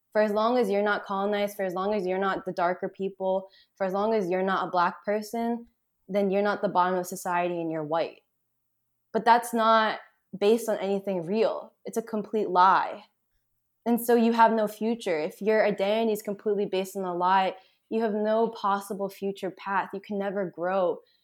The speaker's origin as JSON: {"language": "English", "town": "Boston", "region": "Massachusetts", "country": "United States", "tie": "born or raised there", "also_born_or_lived": "upstate New York", "moved": "as an adult", "lives_now": "Philadelphia, United States", "said": "I was born and raised in Boston"}